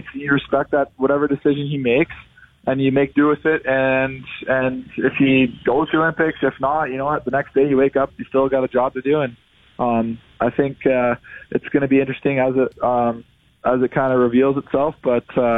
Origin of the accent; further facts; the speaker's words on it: Toronto, Ontario, Canada; growing up in Toronto